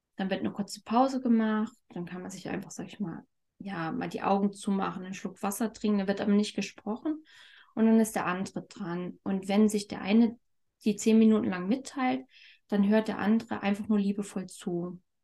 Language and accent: German; Thuringia, Germany; ich komme aus Thüringen